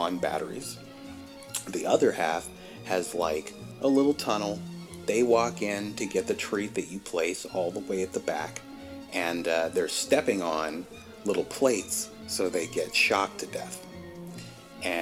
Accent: Virginia, United States; I grew up in Virginia

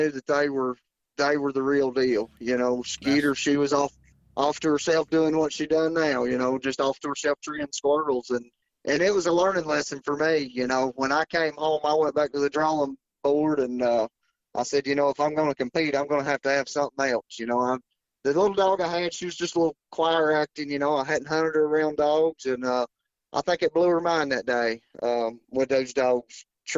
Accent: North Carolina, United States; I'm from North Carolina

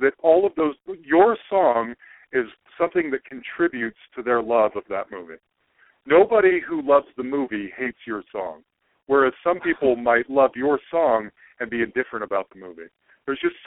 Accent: Utah, United States; moved away; I'm originally from Utah

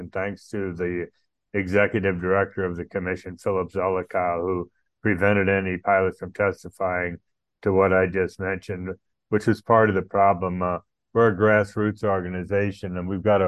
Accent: United States; moved away as an adult; now in Islamabad, Pakistan; I'm an American citizen married to a Pakistani who currently resides in Islamabad, Pakistan, where we've lived for the last 14 years

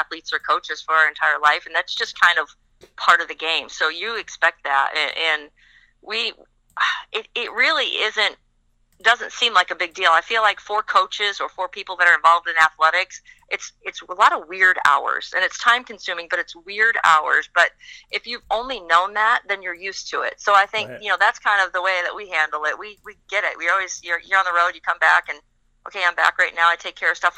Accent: Midwest, United States; moved away as an adult; also born or lived in Syracuse; now in Indianapolis, United States; I'm from the Midwest

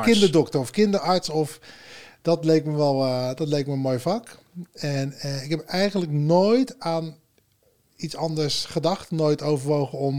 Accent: Berkel en Rodenrijs, South Holland, Netherlands; uit Berkel Roderijs en daar woon ik nu

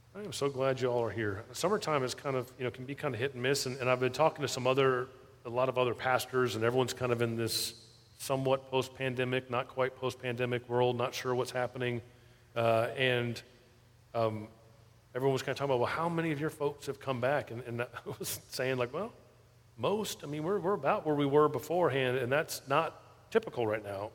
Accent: South Florida, United States; moved away as an adult; I grew up in South Florida

